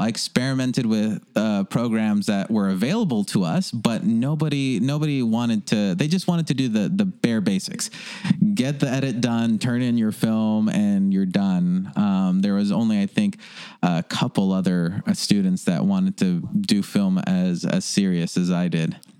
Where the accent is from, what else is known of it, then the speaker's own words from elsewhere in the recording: Los Angeles, California, United States; also born or lived in Granada Hills; I grew up in North Hollywood